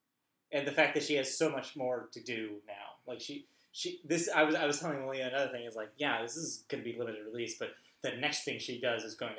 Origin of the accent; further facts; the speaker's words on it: Southern California, United States; obviously we're from Southern California